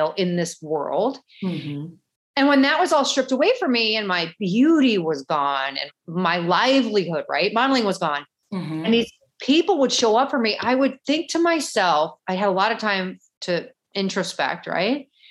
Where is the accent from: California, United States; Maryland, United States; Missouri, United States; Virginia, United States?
Missouri, United States; St. Louis; now in Miami, United States; I'm originally from St. Louis, definitely a Midwestern girl